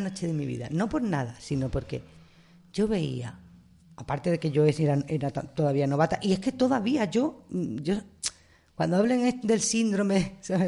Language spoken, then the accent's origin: Spanish; Marbella, Andalusia, Spain; moved away; Y en mi pueblo, nosotros nos hemos criado con la tanque y su ballet.